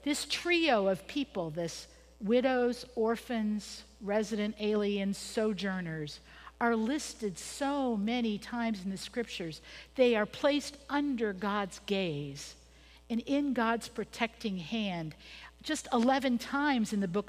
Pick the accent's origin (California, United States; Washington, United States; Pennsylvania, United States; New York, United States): Pennsylvania, United States; moved away as an adult; I was born in Pennsylvania